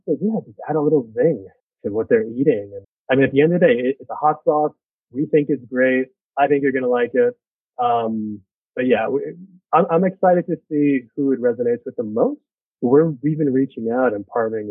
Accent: New York City, New York, United States; born or raised there

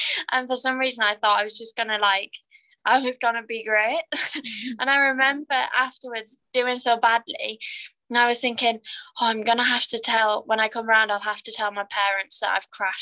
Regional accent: Carlisle, North West England, United Kingdom; I'm from Carlisle, and that is very north

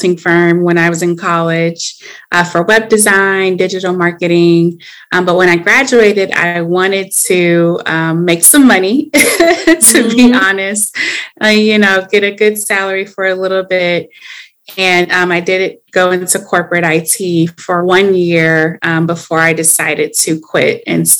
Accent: Atlanta, Georgia, United States; now in Los Angeles, United States; I am from Atlanta

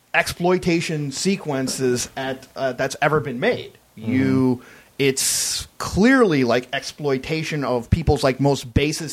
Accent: United States; as an American

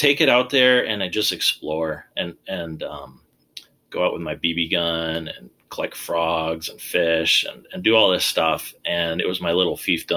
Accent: Minnesota, United States; moved away as an adult; also born or lived in New York; I grew up in Minnesota

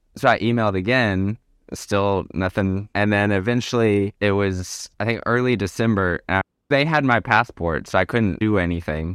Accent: Arkansas, United States; moved away as an adult; also born or lived in Alaska / Nicaragua; now in Portugal; I'm originally from Arkansas

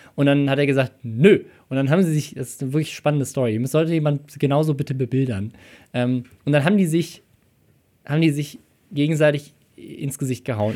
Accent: Germany; Deutscher zu sein.

